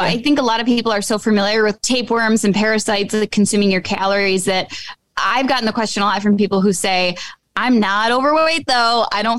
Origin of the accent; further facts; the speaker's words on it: Michigan, United States; growing up in Michigan, being in the lakes